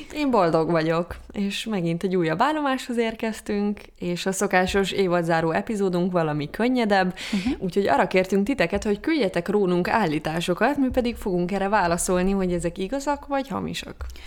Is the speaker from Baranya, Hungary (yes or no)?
yes; Pécs, Baranya, Hungary; moved away; amikor elköltöztem Pécsről